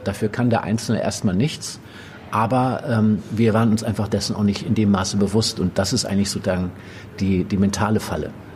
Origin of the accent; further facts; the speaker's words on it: Northern Germany, Germany; moved away; also born or lived in Brandenburg; ich komme aus Norddeutschland